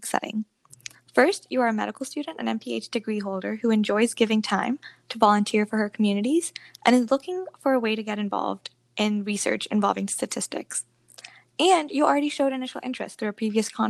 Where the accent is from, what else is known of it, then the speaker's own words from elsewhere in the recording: Florida, United States; I'm from the Sunshine State of Florida